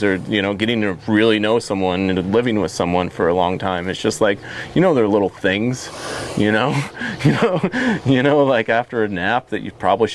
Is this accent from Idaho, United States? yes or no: yes; Idaho, United States; also born or lived in Sonoma County, California / Margaret River, Australia; now in Willamette Valley, Oregon, United States; I grew up in Idaho, like, it can be 95 degrees and there's no humidity there